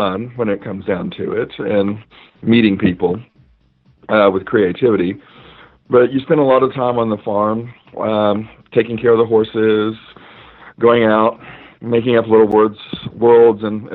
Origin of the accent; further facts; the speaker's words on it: Knoxville, Tennessee, United States; I'm originally from Knoxville, Tennessee. I grew up more in the country or the rural side of the town.